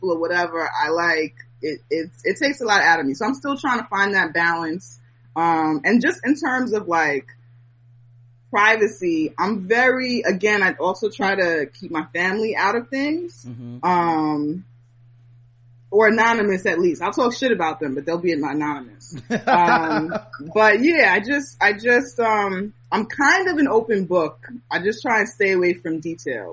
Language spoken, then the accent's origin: English; New York City, New York, United States; we're both from the Bronx and black girls